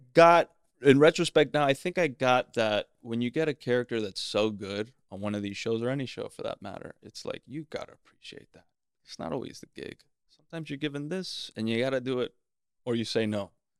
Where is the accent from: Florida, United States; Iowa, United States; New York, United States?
Florida, United States; Miami; Miami, La Florida.